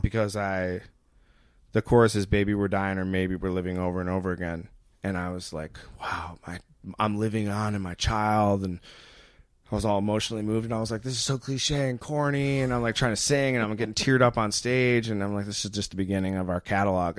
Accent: Muskegon, Michigan, United States; moved away as an adult; now in Colorado, United States; I grew up in Muskegon, Michigan. Uh, I lived there until I went to college, but I lived in Michigan un-, until five years ago when I moved to Colorado

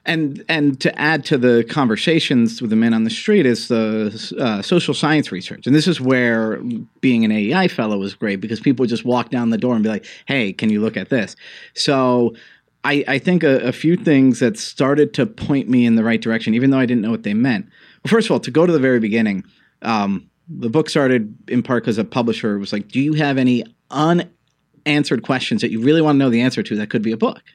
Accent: New York City, New York, United States; also born or lived in Annapolis, Maryland; now in Washington, D.C., United States; Square Park in, in Greenwich Village is where I'm from

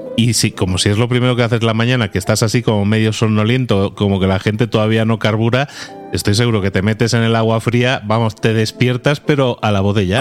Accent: Barcelona, Catalonia, Spain; moved away; tú y yo, como somos de Barcelona, hemos pasado muchos años de nuestra vida en Barcelona

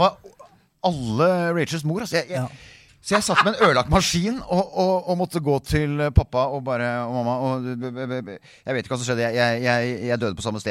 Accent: Ski, Akershus, Norway; Jeg vokste opp i Ski.

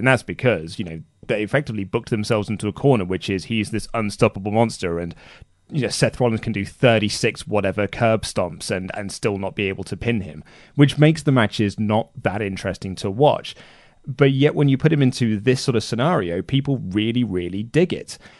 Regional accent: United Kingdom; I'm British

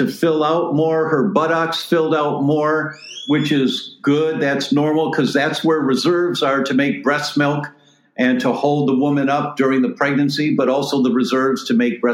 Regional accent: Detroit, Michigan, United States; moved away; I'm originally from Detroit

